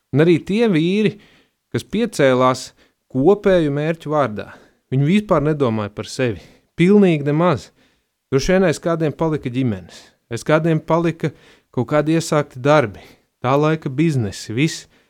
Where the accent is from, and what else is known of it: Latvia; born or raised there